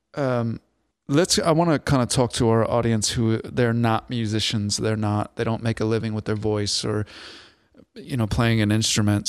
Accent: Bremerton, Washington, United States; moved away; also born or lived in Port Orchard; Born and raised twenty-five years in Bremerton, Port Orchard.

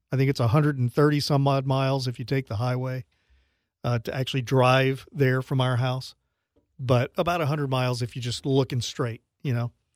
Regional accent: Louisiana, United States; moved away as an adult; now in Sarasota, United States; I grew up in Louisiana

